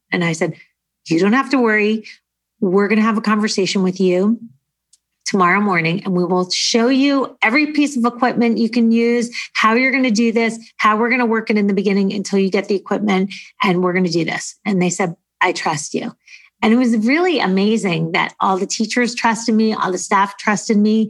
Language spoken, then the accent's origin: English; United States; also born or lived in New Jersey; now in Los Angeles, United States; I'm from New York